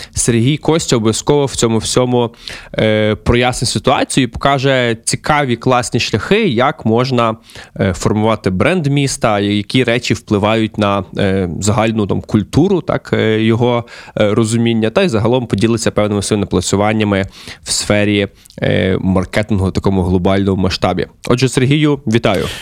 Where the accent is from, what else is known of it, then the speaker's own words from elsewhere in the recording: Lviv, Lviv Oblast, Ukraine; я, як львів'янин, е, до речі, зараз перебуваю у Львові